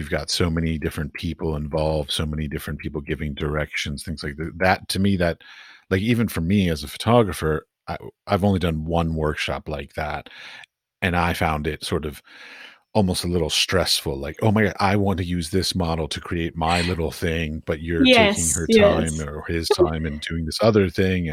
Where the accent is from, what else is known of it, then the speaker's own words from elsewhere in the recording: United States; moved away as an adult; now in Europe; I'm an American.